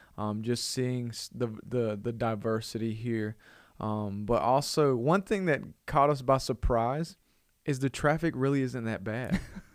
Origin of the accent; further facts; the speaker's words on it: Alabama, United States; also born or lived in Brownsville, Texas / Dallas, Texas; So I was born in Brownsville, Texas, moved around Texas, and then at the age of 5, we left Dallas and came to good old Alabama. And so grew up there most of my life, and then God transitioned us to here.